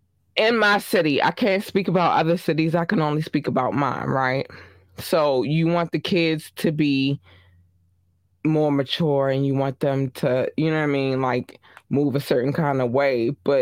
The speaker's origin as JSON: {"language": "English", "town": "Baltimore", "region": "Maryland", "country": "United States", "said": "I'm from Baltimore, Maryland. I represent to the day I die, right?"}